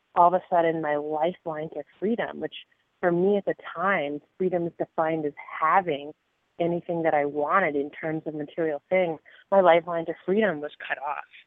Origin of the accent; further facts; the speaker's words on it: New Jersey, United States; I grew up in New Jersey uh, in a, small town in a very rural area, rural community.